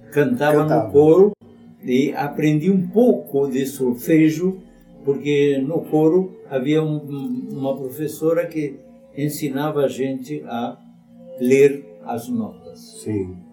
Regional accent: Asunción, Paraguay; moved away; Nasci no Paraguai, como ele falou agora. Capital? Em Assunção.

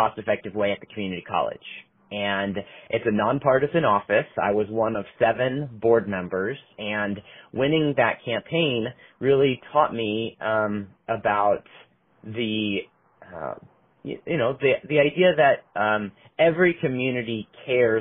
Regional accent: Portland, Oregon, United States; I was born and raised in Oregon. Portland is my hometown

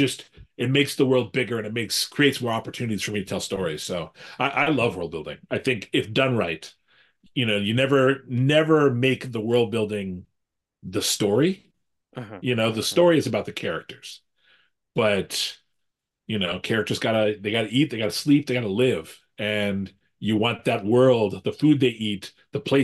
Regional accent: United States; I'm an American guy in his early 50s.

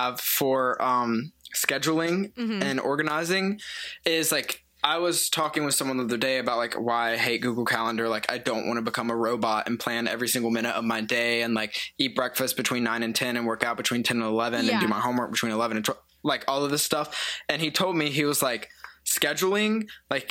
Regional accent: the South, United States; I'm from the South

